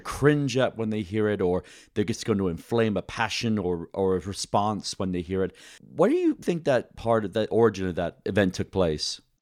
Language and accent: English; United Kingdom; now in United States; When I was growing up in Great Britain